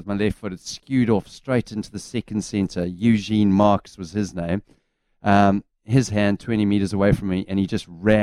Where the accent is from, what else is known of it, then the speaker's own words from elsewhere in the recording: South Africa; now in New Zealand; I was playing against Uffies, which was Afrikaans Hoër School back in the day in South Africa.